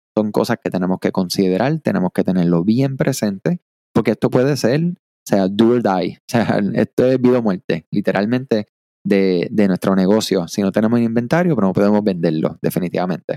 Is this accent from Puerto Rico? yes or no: yes; Puerto Rico; soy de acá de Puerto Rico